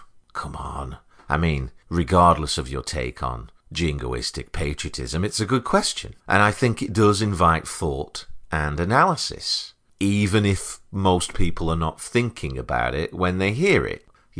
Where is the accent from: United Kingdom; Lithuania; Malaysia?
United Kingdom; now in United States; I'm a British American, an immigrant by fate and choice. I've always felt very at home here.